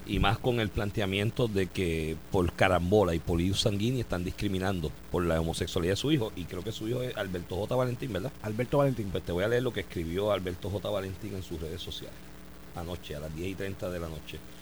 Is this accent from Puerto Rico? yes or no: yes; Comerío, Puerto Rico; yo soy de Comerío